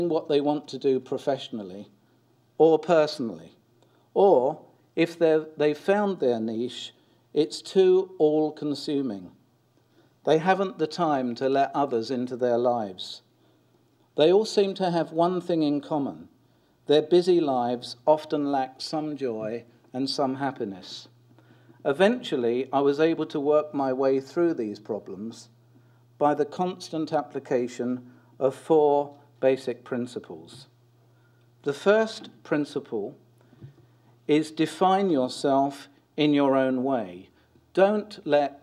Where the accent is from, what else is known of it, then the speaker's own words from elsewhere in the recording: London, United Kingdom; I was born in South London of working class parents and grew up in a council flat